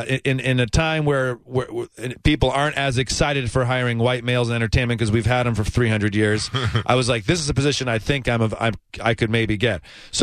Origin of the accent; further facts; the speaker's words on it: Ann Arbor, Michigan, United States; now in New York City, United States; I'm from Ann Arbor, Michigan originally.